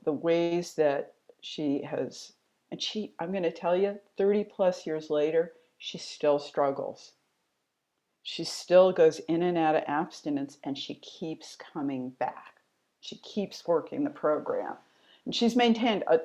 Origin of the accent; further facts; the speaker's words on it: DC suburbs, Maryland, United States; I grew up in Maryland in the DC suburbs